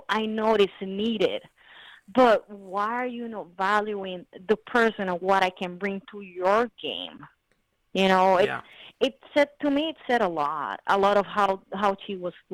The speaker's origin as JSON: {"language": "English", "country": "Puerto Rico", "said": "I'm from Puerto Rico. I'm Puerto Rican"}